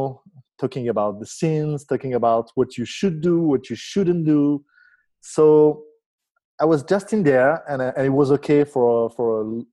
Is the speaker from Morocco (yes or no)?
yes; Morocco; I was born in Morocco in a Jewish family